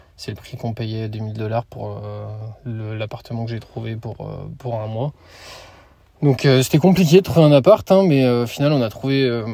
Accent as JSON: {"language": "French", "town": "Lyon", "region": "Auvergne-Rhône-Alpes", "country": "France", "also_born_or_lived": "Brisbane, Australia", "moved": "yes", "said": "je viens de Lyon"}